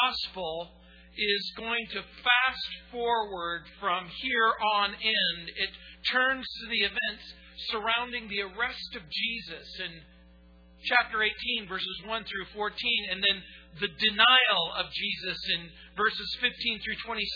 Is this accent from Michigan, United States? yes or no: no; New Orleans, Louisiana, United States; In the little community where I was born in New Orleans, there was a particular ward.